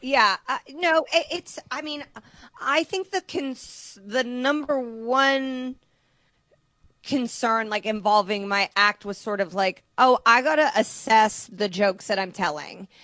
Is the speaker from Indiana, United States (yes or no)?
yes; Indiana, United States; moved away; I'm from Indiana